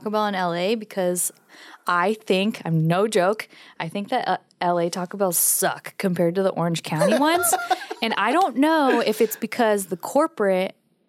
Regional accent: Philippines; Filipino because they're Pacific Islanders. You know, there's a lot of Filipinos that live in Hawaii, like that moved from the Philippines to Hawaii.

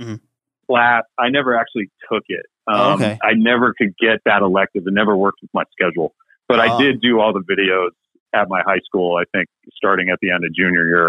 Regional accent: Oakland, California, United States; moved away as an adult; also born or lived in Chico, California / San Francisco, California; now in Los Angeles, United States; I grew up there, born there

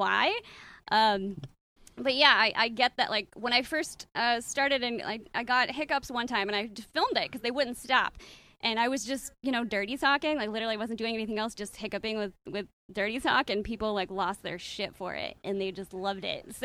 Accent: Virginia, United States; moved away; I was raised pretty, like, sex was considered, like, you know, really serious because kind of religious. I'm originally from Virginia

